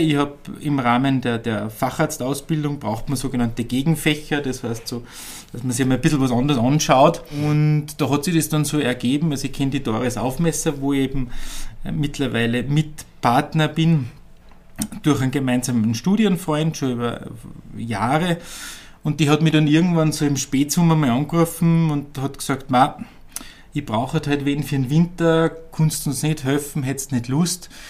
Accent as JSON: {"language": "German", "region": "Upper Austria", "country": "Austria", "tie": "born or raised there", "said": "Ich bin eigentlich ein geborener Oberösterreicher"}